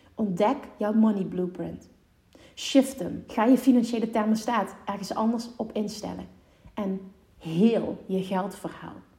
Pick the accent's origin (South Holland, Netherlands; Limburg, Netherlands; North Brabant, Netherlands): Limburg, Netherlands; ik kom uit Limburg en daar is toch de mentaliteit iets anders